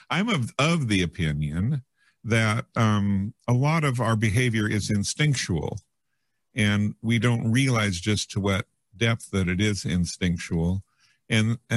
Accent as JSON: {"language": "English", "town": "Yreka", "region": "California", "country": "United States", "tie": "born or raised there", "said": "Yreka, California, almost in oh, Oregon."}